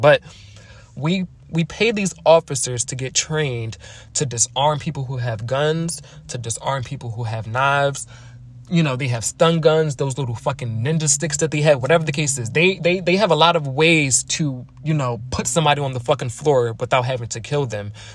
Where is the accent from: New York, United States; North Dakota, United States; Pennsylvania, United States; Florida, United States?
Pennsylvania, United States; Philadelphia; I am from Philly.